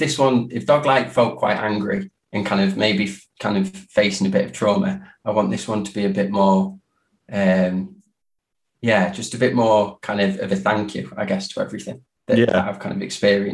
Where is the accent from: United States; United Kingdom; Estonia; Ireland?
United Kingdom; Derby, East Midlands; moved away as an adult; also born or lived in Spain / Liverpool; now in Manchester, United Kingdom; growing up in Derby